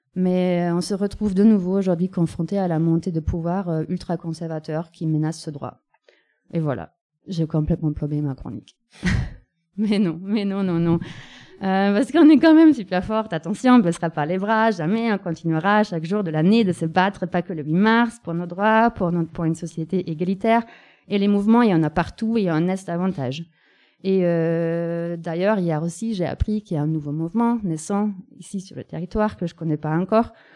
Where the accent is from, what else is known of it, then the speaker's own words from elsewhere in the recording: Germany; now in France; la capitale de mon pays natal